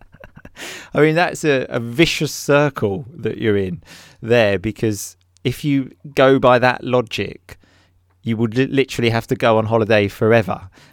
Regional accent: England, United Kingdom

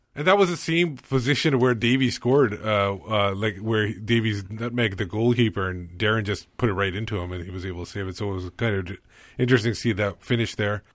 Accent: Canada; I was born in Canada

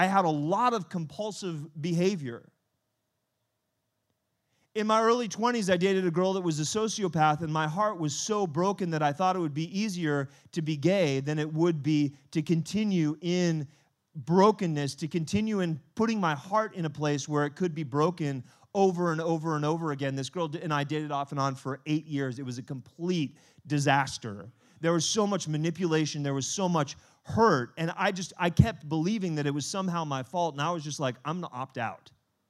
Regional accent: France; born there; I was born in France.

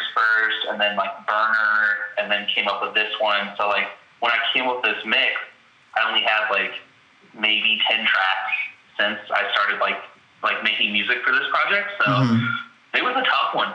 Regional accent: Lafayette, Indiana, United States; now in Chicago, United States; I'm from Lafayette, Indiana

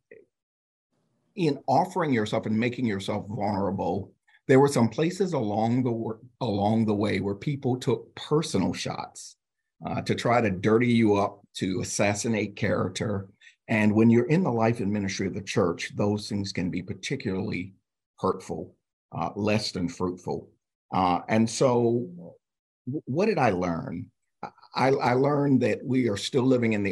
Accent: South Carolina, United States; I grew up in the South Carolina Annual Conference, was raised at Epworth Children's Home, a United Methodist Children's Home in the South Carolina Annual Conference

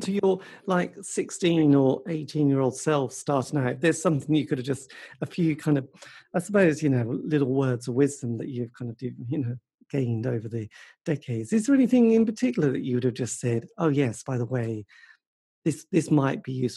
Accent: England, United Kingdom; being English

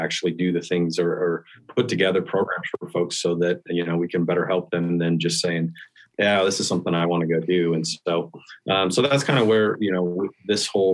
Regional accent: Western Nebraska, United States; now in Denver, United States; I grew up in Western Nebraska and got introduced to hunting at an early age.

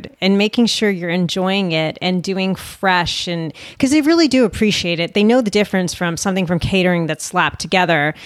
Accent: United States; I'm an American

